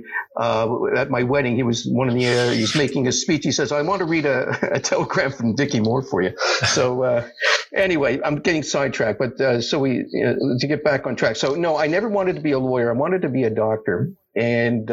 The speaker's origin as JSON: {"language": "English", "town": "Montreal", "region": "Quebec", "country": "Canada", "tie": "born or raised there", "moved": "as an adult", "lives_now": "Toronto, Canada", "said": "I grew up in Montreal"}